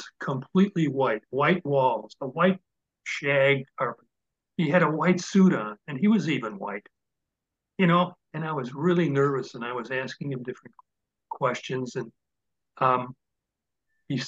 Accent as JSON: {"language": "English", "town": "Chicago", "region": "Illinois", "country": "United States", "tie": "born or raised there", "said": "I grew up in Chicago, but I was on the northwest side of Chicago"}